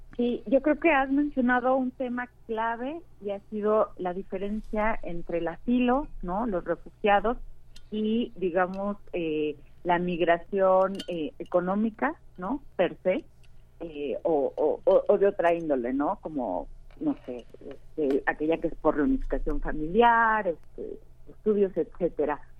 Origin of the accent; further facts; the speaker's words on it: Mexico; como mexicanos que pues, tenemos algún amigo, algún familiar, algún conocido que vive en Estados Unidos